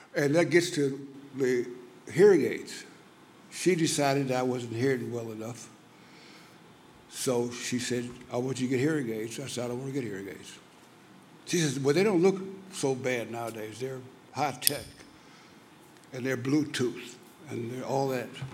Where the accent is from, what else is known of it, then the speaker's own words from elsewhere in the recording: Louisiana, United States; I was born in Louisiana